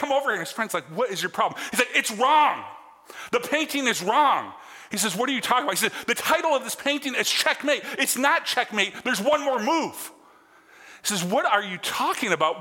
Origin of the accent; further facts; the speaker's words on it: Lansing, Michigan, United States; I grew up in Lansing, right down the road from the university, about 50 miles from the university.